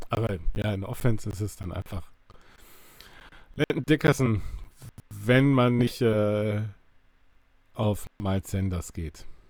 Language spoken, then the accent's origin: German; Bavaria, Germany; now in Cologne, Germany; ich ursprünglich aus Bayern komme